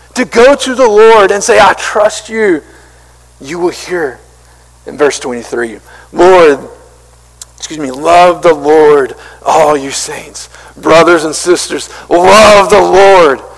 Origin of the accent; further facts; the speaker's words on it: Marion, United States; I'm from Marion. I'm from a country, small country town